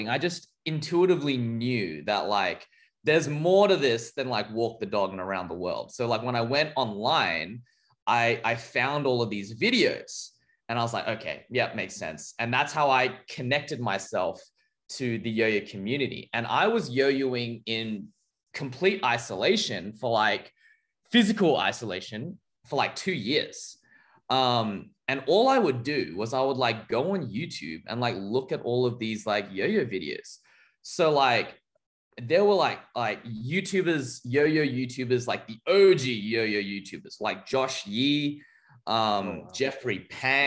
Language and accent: English; Australia; as an Australian kid disconnected physically from the scene